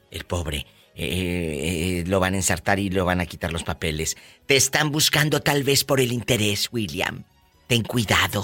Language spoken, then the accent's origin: Spanish; Matamoros, Tamaulipas, Mexico; moved away; En mi tierra, en mi tierra, en, en, en, Tamaulipas, en Matamoros, también comemos mucha tortilla de harina